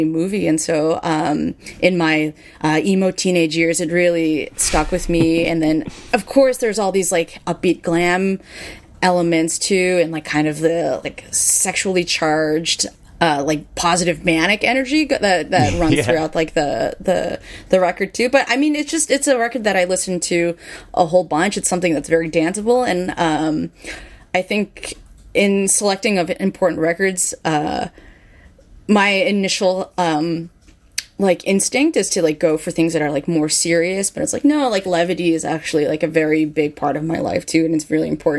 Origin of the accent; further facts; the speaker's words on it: San Francisco, California, United States; when I was a teenager growing up in San Francisco